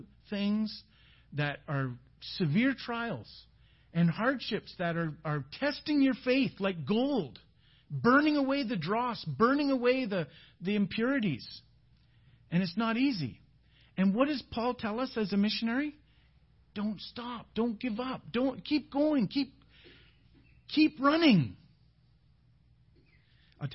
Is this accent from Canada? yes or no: yes; Canada; We're from Canada